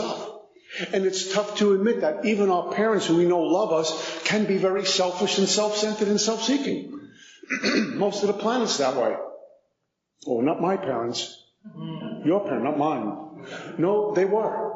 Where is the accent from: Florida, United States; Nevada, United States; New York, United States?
New York, United States; New York City; 5'11", 185, from Brooklyn, recovering alcoholic